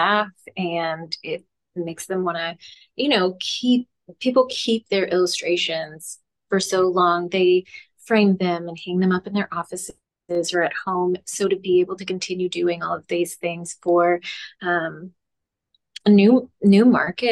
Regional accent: Texas, United States; I'm from Texas

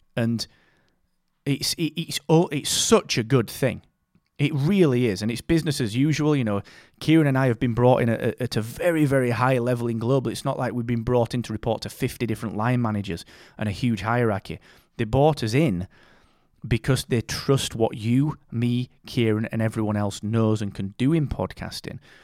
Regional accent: Barnsley, Yorkshire and the Humber, United Kingdom; I'm from Barnsley, man. I'm fr, I'm from a mining town in the north of England, and I grew up eating bread and dripping

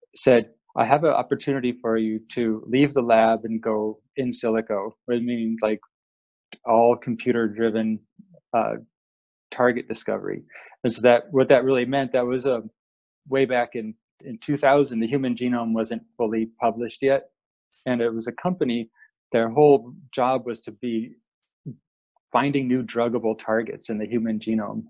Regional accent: Seattle, Washington, United States; I grew up in Seattle, Washington

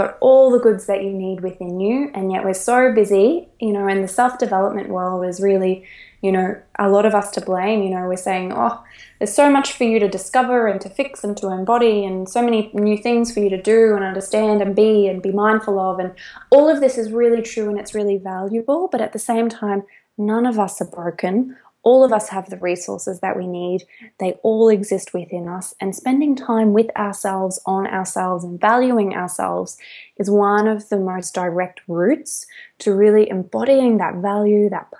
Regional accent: Australia; moved away; I'm an Australian right now living around the world

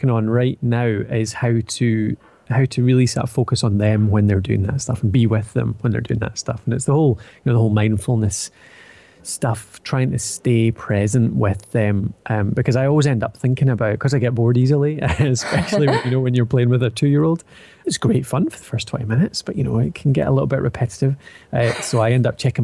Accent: Edinburgh, Scotland, United Kingdom; accent: Scottish; now in Dundee, United Kingdom; I'm from Scotland, as you can probably tell from the accent, currently residing in Dundee, but started out in Edinburgh

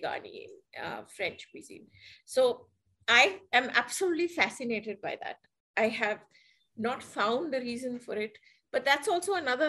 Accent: India; I'm Indian.

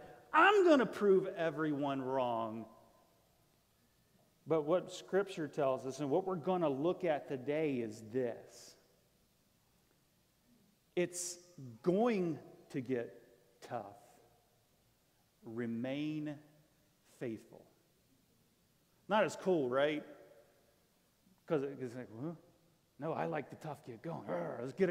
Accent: Florida, United States; moved away; I'm from Florida

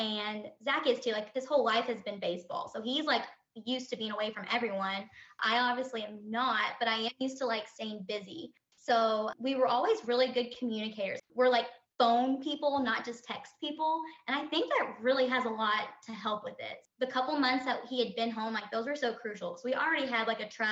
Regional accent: Kentucky, United States; also born or lived in Louisville, Kentucky; Right now, we live in Louisville, Kentucky, but that could always change, but we're both from Kentucky, so that's where we're calling home for right now

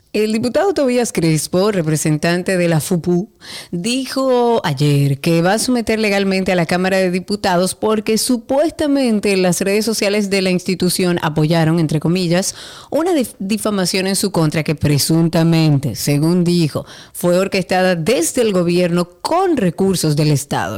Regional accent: Dominican Republic; nosotros como dominicanos

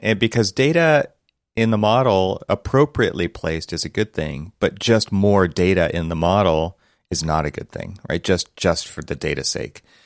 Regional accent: Los Angeles, California, United States; born or raised there

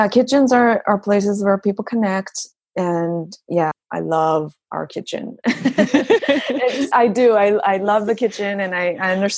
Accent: Los Angeles, California, United States; now in Japan; I grew up

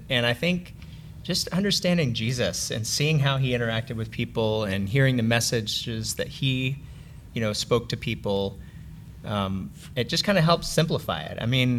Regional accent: the South, United States; I'm from the South

